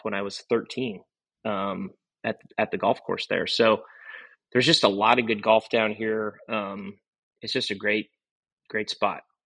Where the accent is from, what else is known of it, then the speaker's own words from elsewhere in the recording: Gearhart, Oregon, United States; I grew up in Gearhart